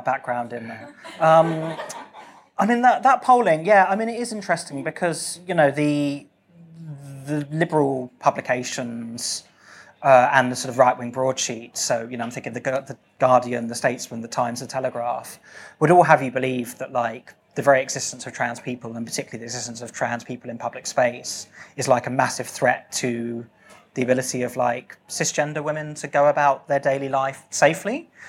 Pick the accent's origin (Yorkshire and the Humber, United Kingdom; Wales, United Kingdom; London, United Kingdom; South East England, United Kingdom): South East England, United Kingdom; RH6; my hometown was the hottest town in Britain ever for a brief period yesterday